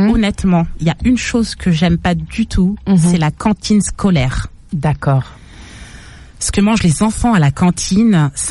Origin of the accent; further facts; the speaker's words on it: Paris, Île-de-France, France; Je dis ça en tant que parisienne